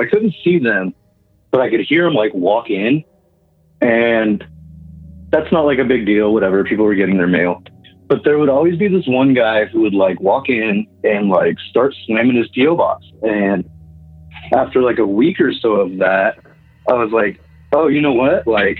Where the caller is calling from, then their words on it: Kansas, United States; I'm calling from Kansas.